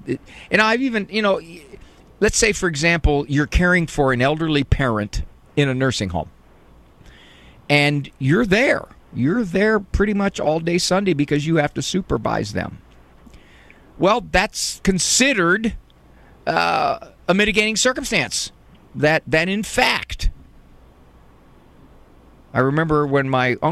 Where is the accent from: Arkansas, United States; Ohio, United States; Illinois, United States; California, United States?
Ohio, United States; North Canton; Walsh is in my hometown